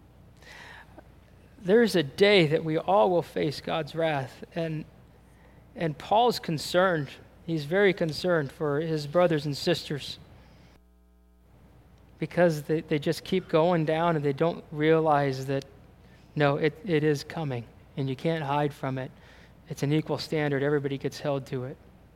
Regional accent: United States; we're American and we're Christian

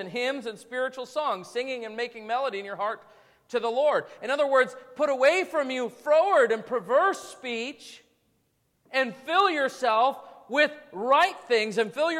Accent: Wisconsin, United States; I grew up in southeastern Wisconsin, which is kind of a mixture of that real strong northern, you know, way of talking, and a little bit of the Chicago

